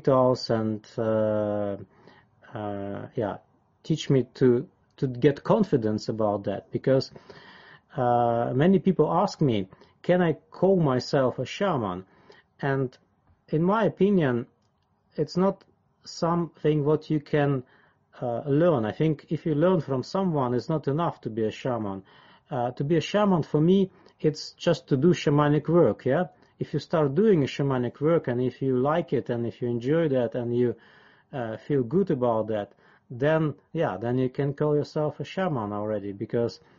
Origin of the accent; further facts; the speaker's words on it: Siberia, Altai Krai, Russia; English is a second language; moved away as an adult; I was born in Siberia in Altai